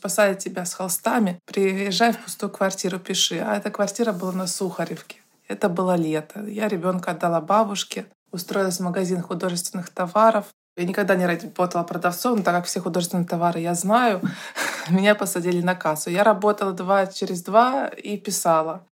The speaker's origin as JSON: {"language": "Russian", "region": "Saint Petersburg", "country": "Russia", "also_born_or_lived": "Moscow", "moved": "as an adult", "said": "Я, как и все петербуржцы"}